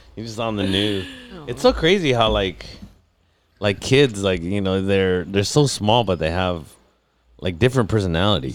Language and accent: English; National City, California, United States; I'm from National City, there's parts of National City that aren't so nice